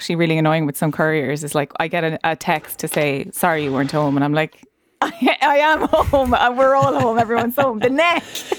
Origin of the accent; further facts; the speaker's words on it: Ireland; Yeah, it's a central part of our history as Irish people.